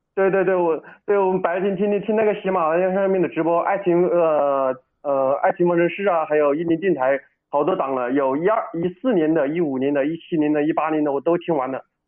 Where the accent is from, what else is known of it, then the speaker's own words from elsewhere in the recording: Wuhan, Hubei, China; accent: Wuhan dialect; 我们那叫鲛鱼， 我们那叫， 用我们武汉话叫叫鲛鱼